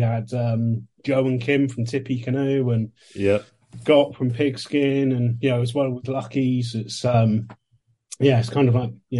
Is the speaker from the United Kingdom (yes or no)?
yes; England, United Kingdom; I'm obviously from England, grew up in the early 90s, late 80s